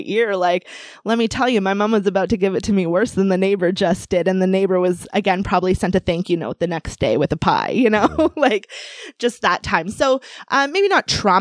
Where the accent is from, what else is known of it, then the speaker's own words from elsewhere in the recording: Canada; I was born in Canada